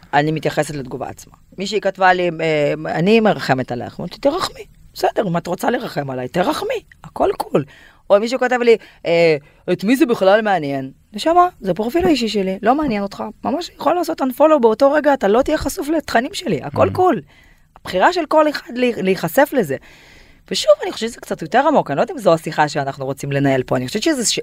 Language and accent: Hebrew; Kyrgyzstan; Hebrew is a second language; moved away as an adult; now in Tel Aviv, Israel; אני עליתי מקירגיסטן בגיל 19 ויש לי קצת מבטא